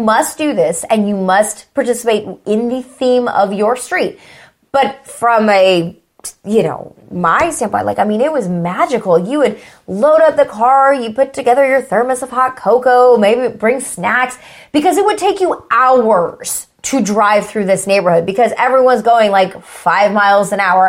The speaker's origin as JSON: {"language": "English", "town": "Houston", "region": "Texas", "country": "United States", "tie": "born or raised there", "moved": "yes", "said": "where I grew up in Houston, there was a neighborhood called Prestonwood, and I'm talking this is like a 1,000-house neighborhood, massive."}